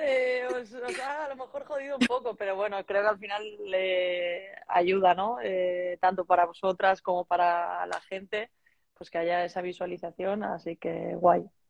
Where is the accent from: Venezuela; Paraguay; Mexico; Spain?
Spain; Barcelona, Catalonia; now in Salamanca, Spain; soy una chica de Barcelona eh, de 30 años